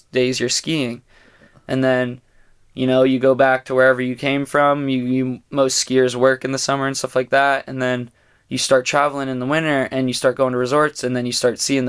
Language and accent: English; Pennsylvania, United States; moved away; growing up in Pennsylvania with him